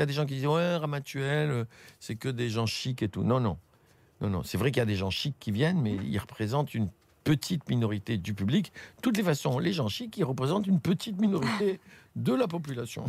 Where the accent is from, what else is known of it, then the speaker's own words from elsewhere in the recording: Tunis, Tunis Governorate, Tunisia; moved away; la Tunisie, c'est ma terre natale, c'est chez moi.